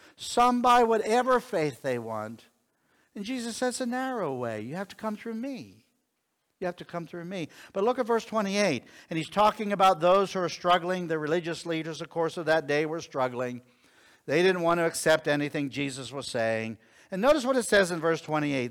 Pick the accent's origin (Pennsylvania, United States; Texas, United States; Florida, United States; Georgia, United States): Pennsylvania, United States; Connellsville; I was born in Connellsville, Pennsylvania